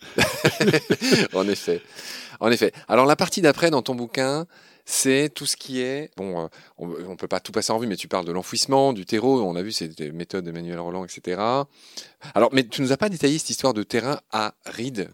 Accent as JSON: {"language": "French", "area": "Lorraine", "region": "Grand Est", "country": "France", "tie": "born or raised there", "said": "ma région natale, Ernst, euh, je suis lorrain"}